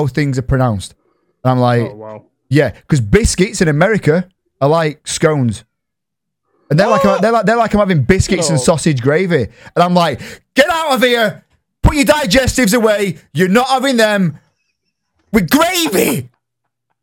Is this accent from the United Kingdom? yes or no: yes; Yorkshire and the Humber, United Kingdom; I'm from Yorkshire